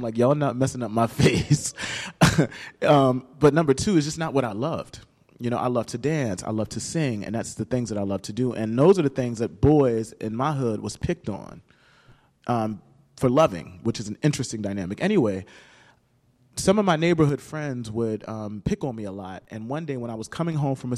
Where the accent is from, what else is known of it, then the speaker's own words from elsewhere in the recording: Camden, New Jersey, United States; I grew up in Camden, New Jersey, not too far from here